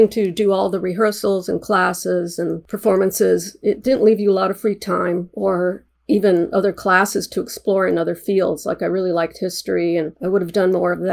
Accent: Los Angeles, California, United States; also born or lived in New Jersey; I grew up in the West San Fernando Valley of Los Angeles

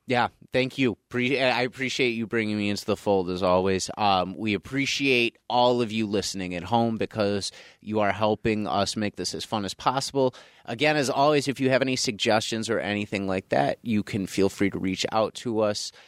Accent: North Tonawanda, New York, United States; I grew up in North Tonawanda and went to North Tonawanda High School

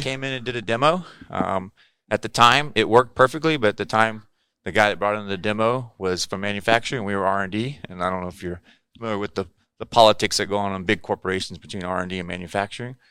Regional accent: South Texas, United States; moved away as an adult; also born or lived in Corpus Christi, Texas; now in California, United States; I grew up in South Texas surfing

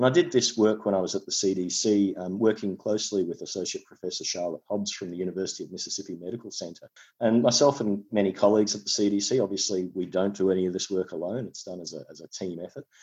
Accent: Tasmania, Australia; I come from Tasmania in Australia

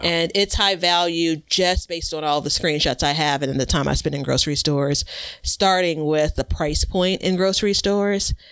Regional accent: Chicago, Illinois, United States; I'm from Chicago. I live in Chicago

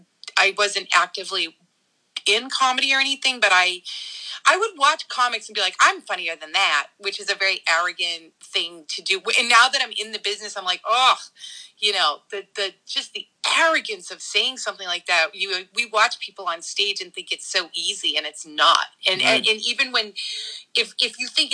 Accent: Boston, Massachusetts, United States; where I grew up in Dorchester

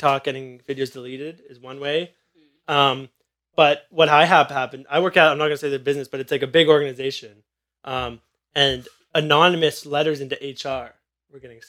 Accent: Ajax, Ontario, Canada; I'm from Ajax

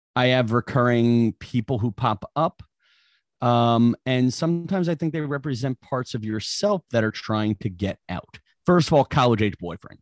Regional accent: New York, United States; I'm from New York

